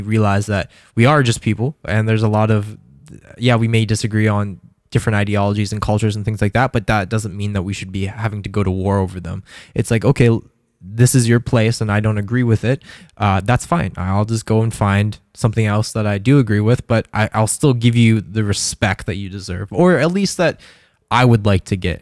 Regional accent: Calgary, Alberta, Canada; I grew up in Calgary

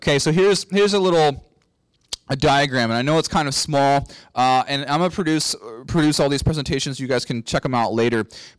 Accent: Texas, United States; I am from Texas

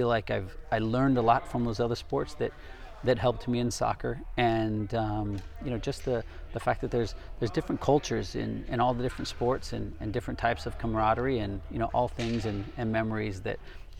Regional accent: California, United States; Correct. Yes, Southern California.

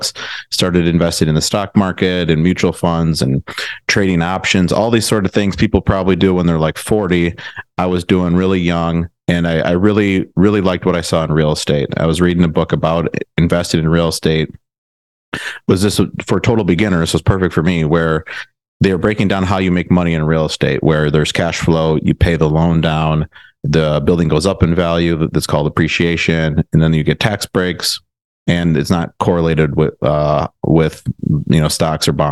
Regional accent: Milwaukee, Wisconsin, United States; moved away as an adult; also born or lived in Madison, Wisconsin / Chicago, Illinois; now in Austin, United States; I'm from the Milwaukee area, went to high school there, went to college at UW-Madison

